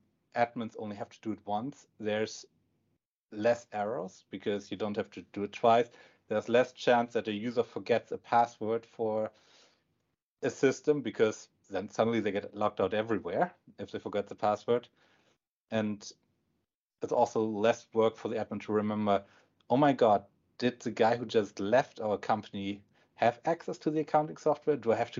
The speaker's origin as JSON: {"language": "English", "region": "Northern Germany", "country": "Germany", "also_born_or_lived": "Pacific Northwest, United States", "second_language": "English", "moved": "as an adult", "lives_now": "Bellevue, United States", "said": "I can tell you, it's the same in Germany, at least in the northern part where I'm from."}